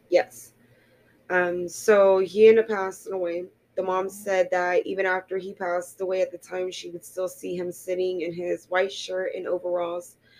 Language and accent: English; Florida, United States; born and raised in Florida, and I've never even left the state of Florida